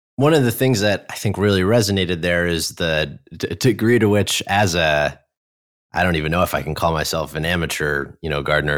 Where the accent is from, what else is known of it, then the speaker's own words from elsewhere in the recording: New York, United States; moved away; growing up in New York, when I moved here